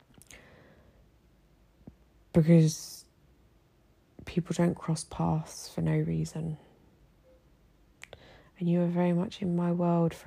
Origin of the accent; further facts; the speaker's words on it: United Kingdom; moved away as an adult; now in Egypt; my journey as a British woman living here in Egypt